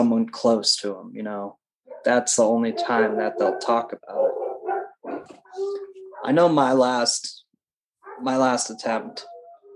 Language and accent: English; Nevada, United States; also born or lived in Reno, Nevada; That's where I'm from. Middle of nowhere, Nevada. Yeah, pretty much. So I was born in Reno